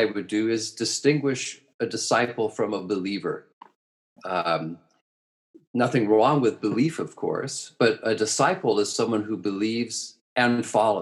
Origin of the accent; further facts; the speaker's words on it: United States; as an American